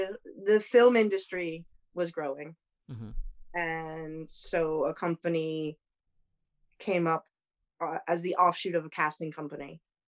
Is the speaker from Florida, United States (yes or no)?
yes; Florida, United States; moved away as an adult; now in United Kingdom; but I grew up in the States. I grew up in Florida.